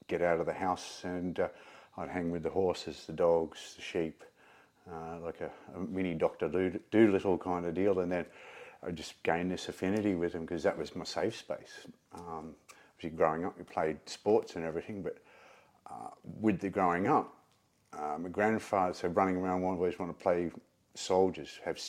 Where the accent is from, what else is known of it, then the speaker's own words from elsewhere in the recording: Melbourne, Victoria, Australia; also born or lived in rural Australia; I was born in Melbourne and pretty much taken out of the hospital and plonked on a horse. Even though we lived in suburbs of Melbourne, we moved to the country after a few years